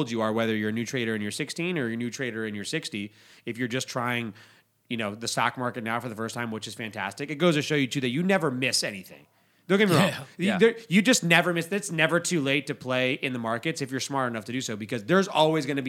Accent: Las Vegas, Nevada, United States; We're from Las Vegas

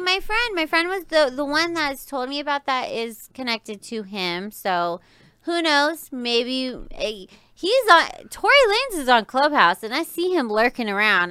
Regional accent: Riverside, California, United States; now in Las Vegas, United States; I grew up in California. I was in SoCal

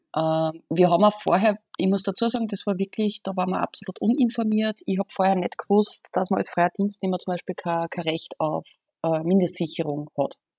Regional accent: Austria; bei uns in Österreich

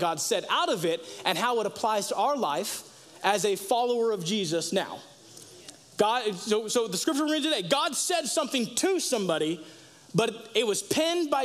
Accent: United States; as an American living in 2022

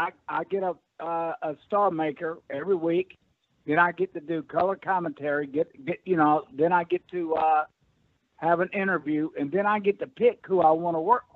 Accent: Atlanta, Georgia, United States; because I come from Atlanta

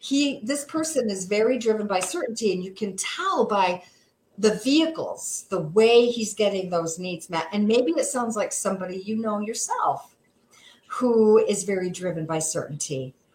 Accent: Seneca Falls, New York, United States; I was born and raised in Seneca Falls, went to Minders Academy, graduated from Minders Academy, but I could not wait to get out of this one horse town.

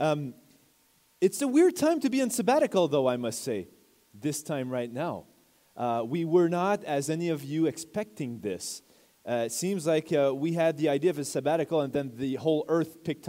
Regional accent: Quebec, Canada; I'm from Quebec

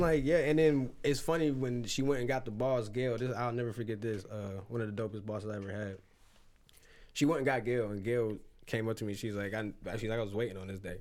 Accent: Lorain, Ohio, United States; I'm from Lorraine

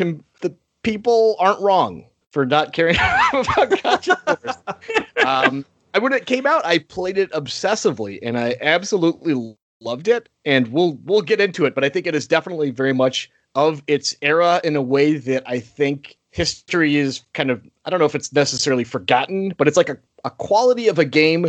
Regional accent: Alaska, United States; now in Minnesota, United States; I'm originally from Alaska, and now I've been living in Minnesota for, good grief, a long time. Several decades.

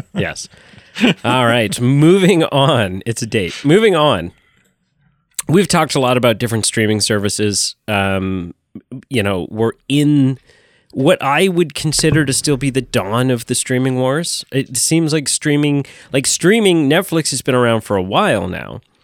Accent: Canada; as a Canadian

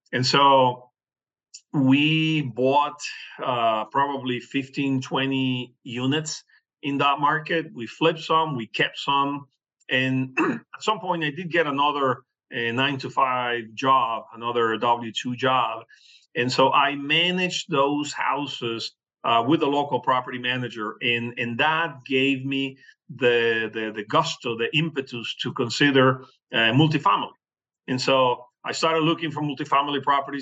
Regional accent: Venezuela; English is a second language; moved away as an adult; also born or lived in Oklahoma City, United States / Miami, United States / Kentucky, United States; now in United States; I was born in Venezuela, and my college degree is in urban planning. I had my own property appraisal practice down in Venezuela

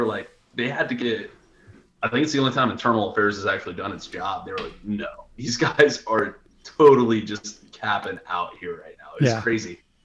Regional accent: Ocala, Florida, United States; moved away; also born or lived in Gainesville, Florida; So I'm originally from Ocala. My whole family's been there for over 100 years.

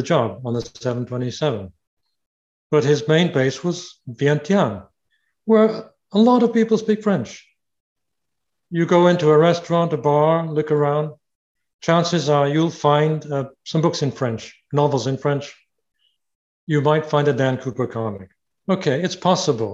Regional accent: United Kingdom; moved away; also born or lived in Canada; I'm Canadian by myself, by the way. I have Canadian citizenship. I was born in Britain, but I have Canadian citizenship.

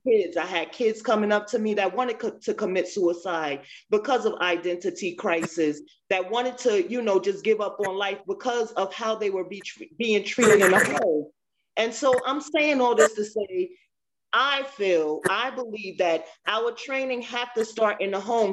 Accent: New Jersey, United States; also born or lived in Maryland; now in Virginia, United States; I'm originally from New Jersey, but I lived in Maryland and I'm now in Virginia

